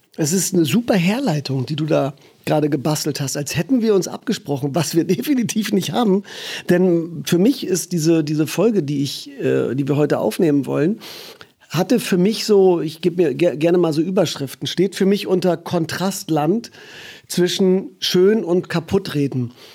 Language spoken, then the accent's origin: German; Germany